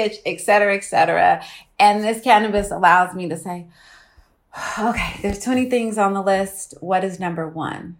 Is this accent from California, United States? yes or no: yes; Oakland, California, United States; So I'm from Oakland